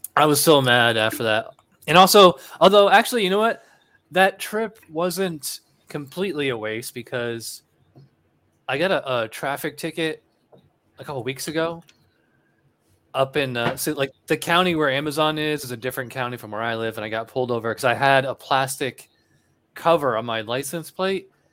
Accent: Albany, New York, United States; moved away as an adult; also born or lived in Illinois / Virginia; now in Florida, United States; I'm actually from Albany, New York, which is the state capital of New York.

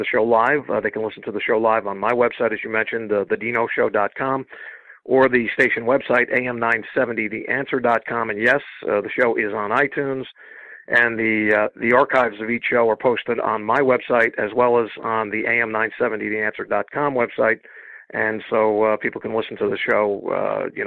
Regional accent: New York, United States; moved away as an adult; back in my hometown

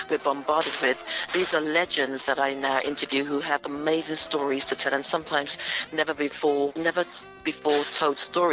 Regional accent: London, United Kingdom; I grew up in Willesden, North London, Northwest London.

